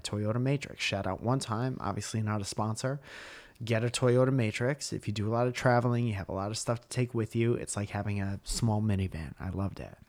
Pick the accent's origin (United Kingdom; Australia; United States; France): United States; Northeast; we're from the Northeast and mm-hmm. we're very used to snow and ice